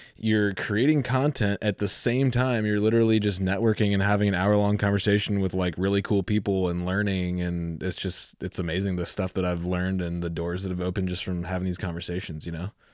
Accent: Virginia Beach, Virginia, United States; I grew up in Virginia Beach

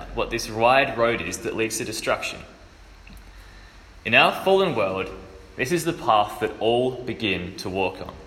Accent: Adelaide, South Australia, Australia; moved away as an adult; I am originally from Adelaide, but I'm up here for a year doing a gap year program

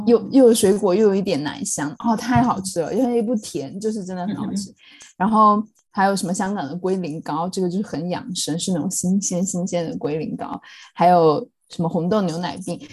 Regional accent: Chongqing, China; also born or lived in Sichuan; now in London, United Kingdom; 我一路在国内长大，在，在四川，在重庆长大的时候

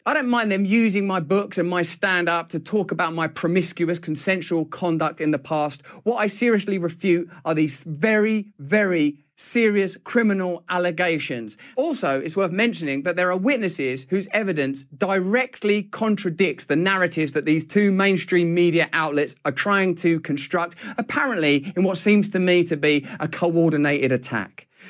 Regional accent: England, United Kingdom; I'm English

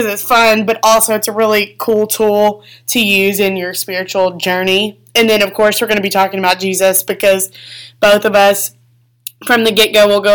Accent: Arkansas, United States; We're from Arkansas, and I am 20 years old.

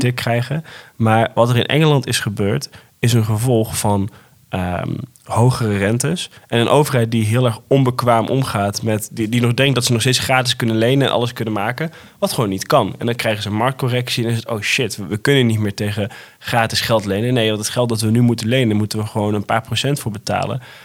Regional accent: Netherlands; als Nederlander

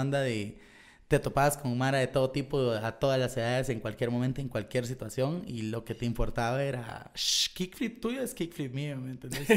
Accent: Guatemala; nosotros salimos de Guateca

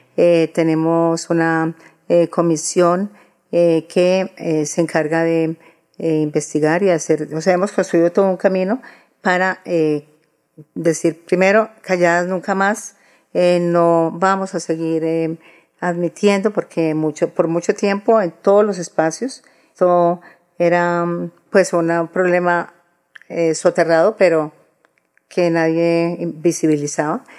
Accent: Antioquia, Colombia; Soy de origen antioqueño

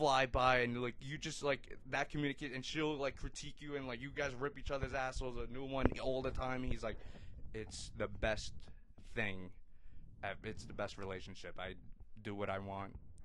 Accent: New York, United States; And he asked me where I'm from. I said, New York.

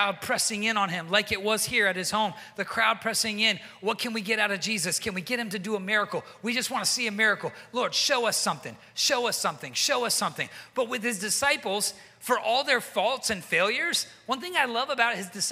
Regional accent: the South, United States; moved away as an adult; I'm from the South, and in the South, people kind of like never stop eating

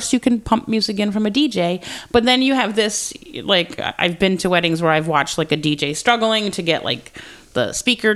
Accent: Georgia, United States; I was born in Georgia

